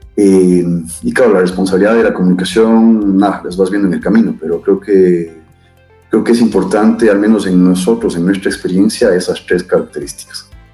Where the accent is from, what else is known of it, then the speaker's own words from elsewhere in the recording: Ecuador; soy un ecuatoriano, padre de tres, niños fantásticos